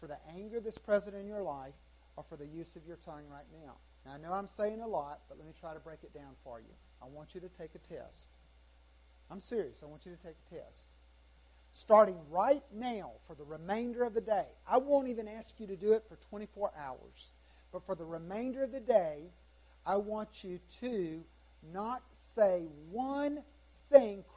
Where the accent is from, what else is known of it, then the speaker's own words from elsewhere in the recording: South Carolina, United States; I'm from South Carolina.